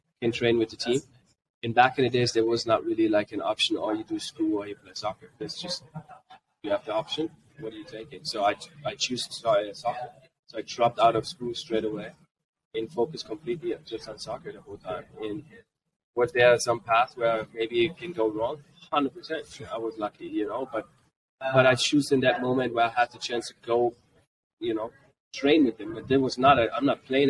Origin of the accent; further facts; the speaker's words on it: Frankfurt, Hesse, Germany; first language German; English is a second language; moved away as an adult; also born or lived in Greenwood, Mississippi, United States; So I was born in Germany, but then we moved back to Mississippi, Greenwood. We lived for 7 years in Mississippi. And then we got back because of my dad was in the military. We went back to Germany